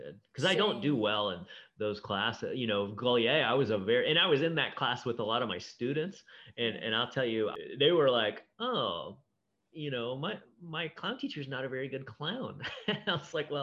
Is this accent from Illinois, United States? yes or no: no; Ohio, United States; I grew up in Ohio